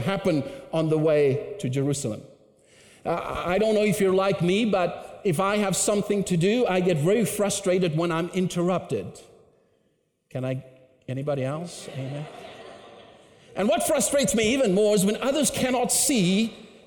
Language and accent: English; Cape Town, Western Cape, South Africa; moved away as an adult; now in Canada; I grew up in Cape Town, South Africa